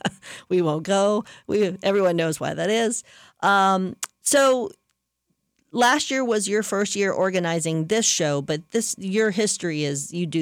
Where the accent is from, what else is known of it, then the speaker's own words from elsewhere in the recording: Louisiana, United States; I should know that. I'm from Louisiana.